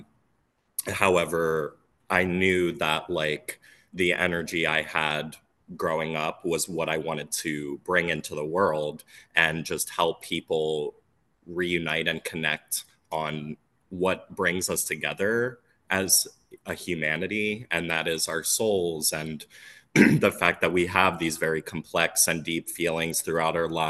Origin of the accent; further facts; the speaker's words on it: Phoenixville, Pennsylvania, United States; I grew up in Sunwood Farms in Phoenixville, Pennsylvania